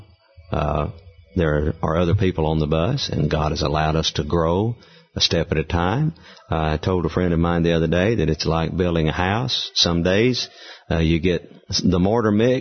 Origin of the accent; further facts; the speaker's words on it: the South, United States; growing up in the South